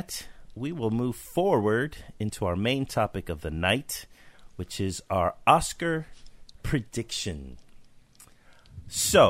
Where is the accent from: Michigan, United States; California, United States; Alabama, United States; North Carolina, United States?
California, United States; I'm from California